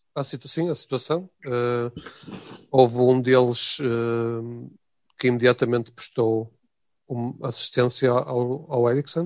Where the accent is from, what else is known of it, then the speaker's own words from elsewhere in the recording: Portugal; espero também como português